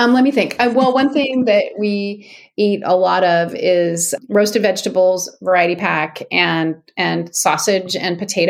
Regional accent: Ashland, Oregon, United States; moved away as an adult; So when I was 21, I moved to Seattle from Ashland, Oregon, which is a little town in Southern Oregon.

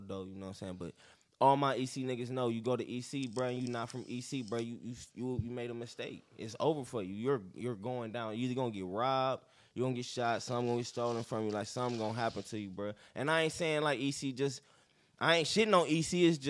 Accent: Cleveland, Ohio, United States; Hey, I'm from Cleveland

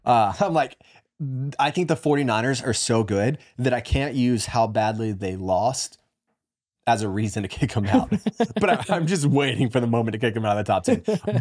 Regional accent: near Raleigh, North Carolina, United States; I grew up close to them

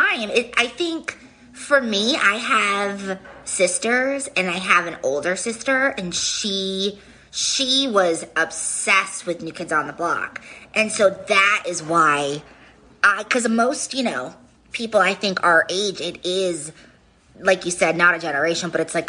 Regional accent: Rhode Island, United States; I am from Rhode Island

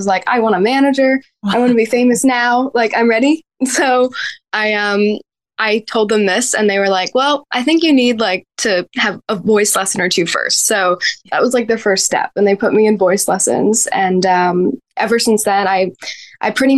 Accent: Woodstock, New York, United States; moved away as an adult; now in Nashville, United States; I grew up in Woodstock and lived there my whole life until just this year when I moved to Nashville, Tennessee at the beginning of 2023.

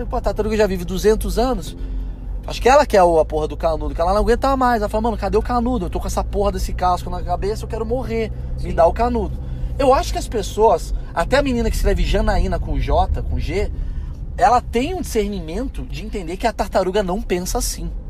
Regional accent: Portugal; Tem gente que não me contrata porque as pessoas são burras, achando que eu sou mais burro porque eu sou português.

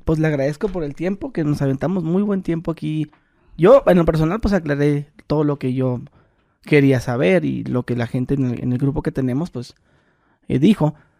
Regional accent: Mexico; yo nací en México

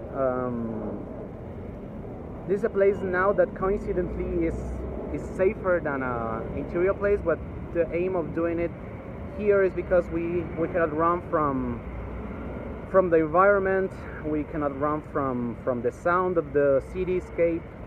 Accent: Guatemala City, Guatemala Department, Guatemala; from Guatemala City, where I am based from and where I was born.

